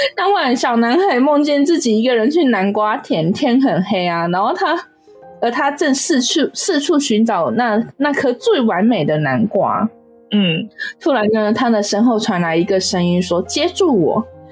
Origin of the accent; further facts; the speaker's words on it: Taiwan; 我们台湾人